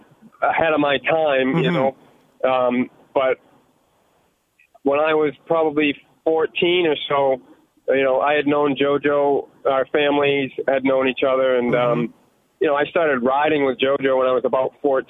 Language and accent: English; New England, United States; I grew up racing in New England, but I never, like, chased championships in New England, really, you know.